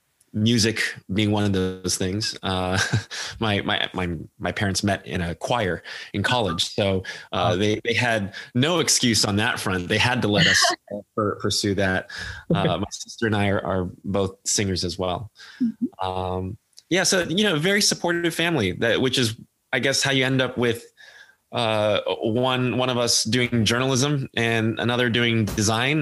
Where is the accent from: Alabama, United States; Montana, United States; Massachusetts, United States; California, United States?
California, United States; Foster City; moved away as an adult; now in New York City, United States; I grew up in the Bay Area. I grew up in Foster City